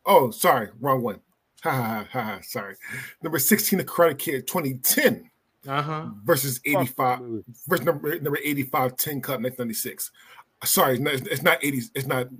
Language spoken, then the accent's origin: English; Philadelphia, Pennsylvania, United States; I'm from Philly.